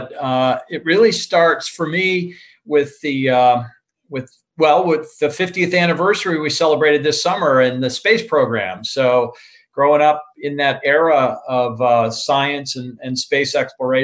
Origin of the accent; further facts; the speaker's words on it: Vermont, United States; moved away as an adult; also born or lived in Charlotte, North Carolina; I grew up in Vermont